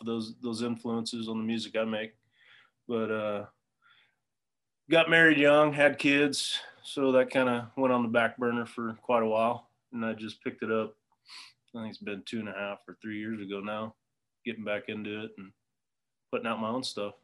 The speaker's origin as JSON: {"language": "English", "region": "Southern California", "country": "United States", "tie": "born or raised there", "said": "I grew up in Southern California"}